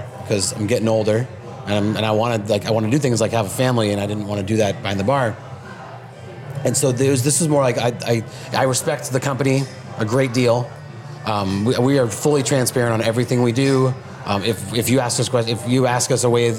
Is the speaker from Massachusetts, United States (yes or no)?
no; Seattle, Washington, United States; I grew up in Seattle, so I grew up backpacking and hiking